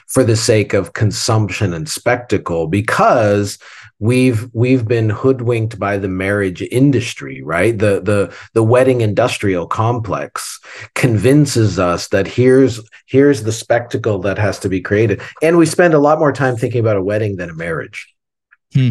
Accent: Southern Ontario, Canada; when I grew up in Canada in the '70s, when I was a kid in the '70s, um, especially in Ontario, Southern Ontario

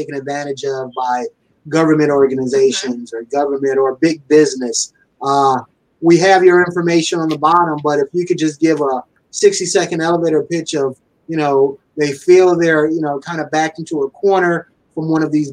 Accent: Detroit, Michigan, United States; I'm from Detroit

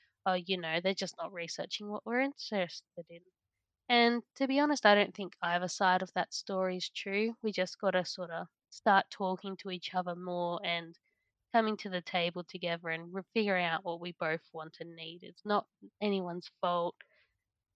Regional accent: Central Coast, New South Wales, Australia; moved away as an adult; also born or lived in Toowoomba; I'm from the Central Coast, New South Wales, definitely not farming

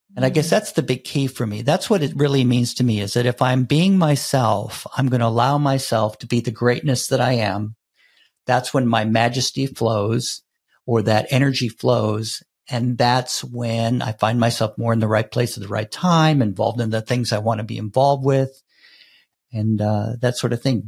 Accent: United States; growing up in the United States

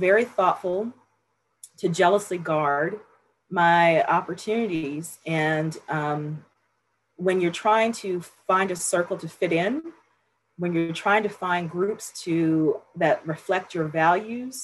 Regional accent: Los Angeles, California, United States; moved away as an adult; also born or lived in Berkeley / Atlanta / Bethesda; I grew up in South Central Los Angeles.

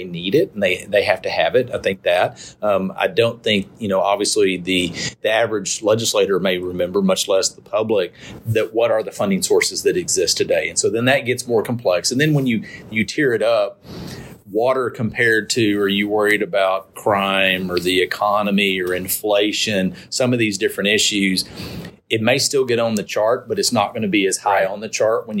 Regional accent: Houston, Texas, United States; I grew up in the Houston area. My family still lives in the Houston area.

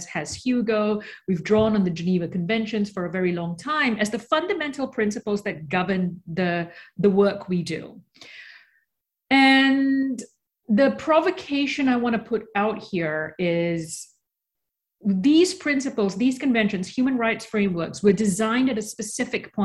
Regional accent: Australia; also born or lived in Malaysia; now in New York, United States; I was born in Malaysia. I grew up in Australia. I now live in New York.

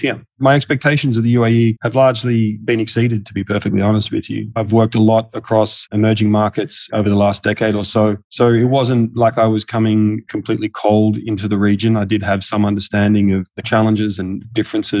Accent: Australia; accent: Australian; moved away as an adult; also born or lived in Singapore; now in United Arab Emirates; I'm Australian, as you can tell by my accent.

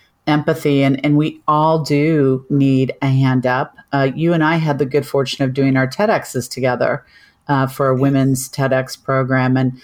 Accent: Kansas, United States; we're both from Kansas

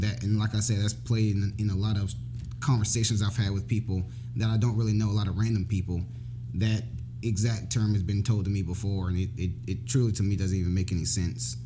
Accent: Jacksonville, Florida, United States; I was born in Jacksonville, Florida. Um, actually, exactly where our church is at.

